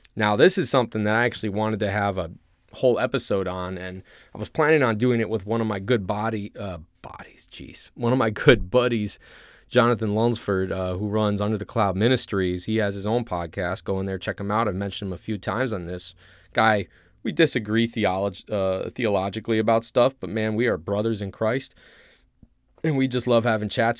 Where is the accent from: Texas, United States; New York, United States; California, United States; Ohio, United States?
Ohio, United States; moved away as an adult; I grew up in Ohio